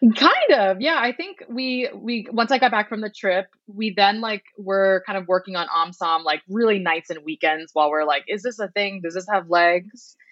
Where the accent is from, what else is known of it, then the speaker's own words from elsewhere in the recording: Boston, Massachusetts, United States; we grew up in Boston in a town that was actually 98% white as um, first gen Vietnamese Americans and daughters of refugees